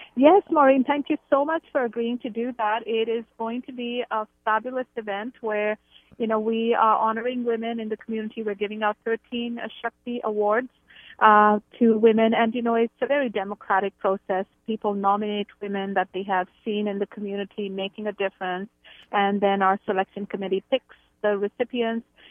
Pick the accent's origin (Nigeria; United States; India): India; moved away as an adult; now in Canada; I grew up in India. I've lived in Canada for about 26 years.